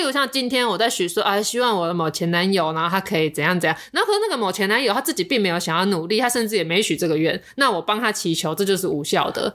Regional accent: Xinzhuang, New Taipei, Taiwan; 我其实是来自新庄的

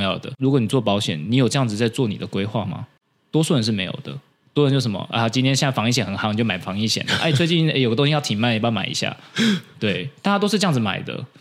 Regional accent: Taiwan; 我们台湾人

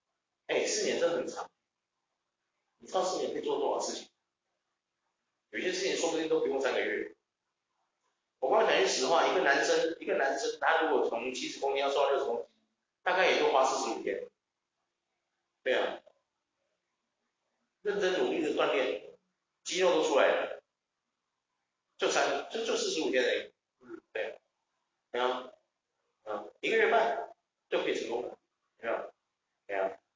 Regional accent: Taiwan; 我觉得这只是我们这些人，我们台湾人民都要好好想想的问题。

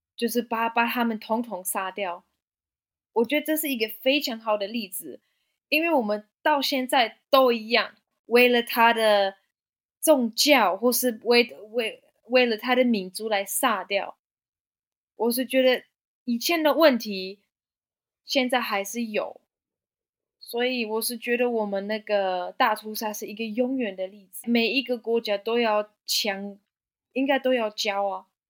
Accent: Germany; Chinese is a second language; moved away as an adult; also born or lived in Hualien, Taiwan; now in Taiwan; 因为我是德国人

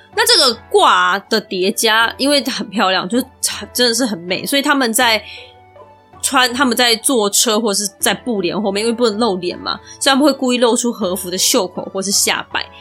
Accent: Taiwan; 我们台湾人

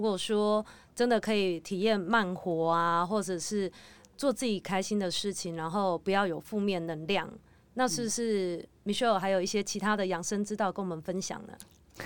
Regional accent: Taiwan; 我们台湾人就是以前在幼稚园或者是国小、国中的时候，其实我们都有一个午休的时间

